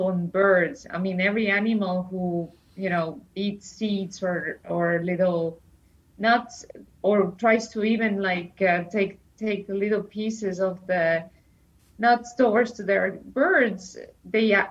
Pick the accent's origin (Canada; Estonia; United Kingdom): Estonia; I come from Estonia